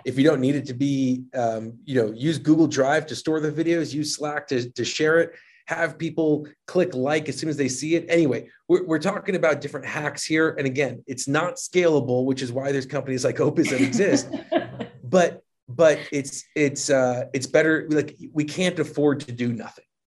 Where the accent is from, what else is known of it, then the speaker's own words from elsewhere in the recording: New Jersey, United States; moved away as an adult; also born or lived in New York City; now in Utah, United States; I grew up in Jersey, I lived in New York City, but I've lived in Utah for a little bit too long